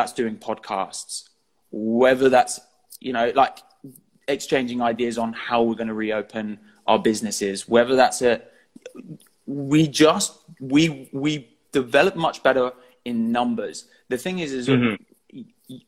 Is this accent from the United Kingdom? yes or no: yes; Eastbourne, South East England, United Kingdom; I'm from Eastbourne